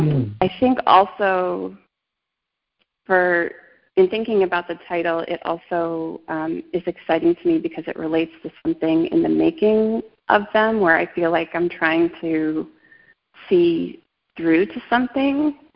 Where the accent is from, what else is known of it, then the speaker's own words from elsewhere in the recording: Brooklyn, New York, United States; also born or lived in Long Island; but I'm from New York.